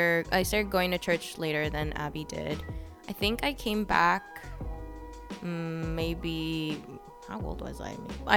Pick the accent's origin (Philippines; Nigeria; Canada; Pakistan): Philippines; I'm 24. I am Filipino.